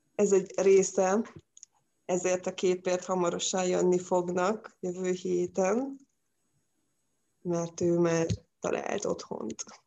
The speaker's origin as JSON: {"language": "Hungarian", "town": "Pécs", "region": "Baranya", "country": "Hungary", "moved": "yes", "lives_now": "Balatonfüred, Hungary", "said": "Pécsi vagyok"}